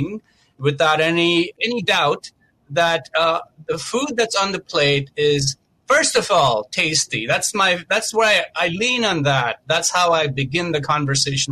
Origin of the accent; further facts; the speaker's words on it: Mumbai, Maharashtra, India; moved away as an adult; now in United States; I grew up a vegetarian in India, in Mumbai, and I came to this country over 21 years ago.